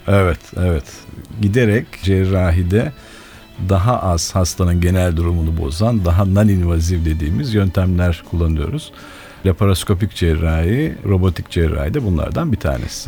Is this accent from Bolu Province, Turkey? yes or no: no; Ankara, Turkey; Ankara'dan geliyorum. 1966'da yine Ankara'da doğdum.